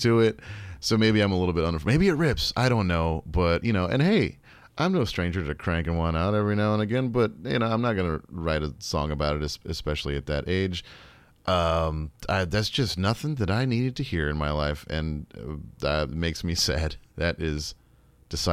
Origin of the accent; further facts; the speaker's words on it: Texas, United States; they would know we were American, but we'd say, no, we're from Texas